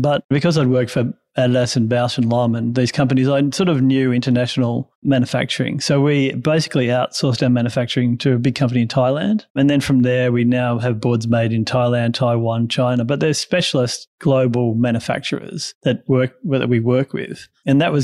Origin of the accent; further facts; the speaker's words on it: country Victoria, Australia; also born or lived in Canberra, Australian Capital Territory; I was born in Canberra and then our family moved to country Victoria